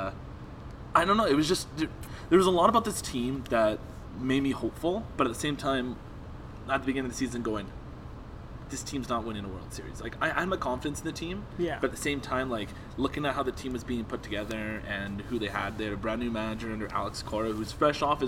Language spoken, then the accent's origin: English; Canada; As a Canadian